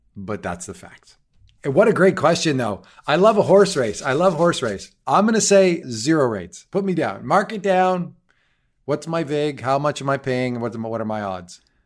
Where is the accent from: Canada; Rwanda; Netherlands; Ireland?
Canada; me as a Canadian